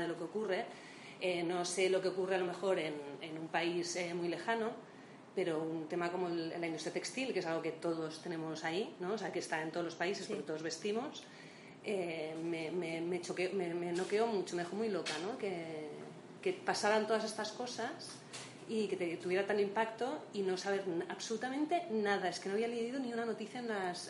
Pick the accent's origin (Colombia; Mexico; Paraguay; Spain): Spain; Barcelona, Catalonia; moved away as an adult; now in Madrid, Spain; yo soy de Barcelona.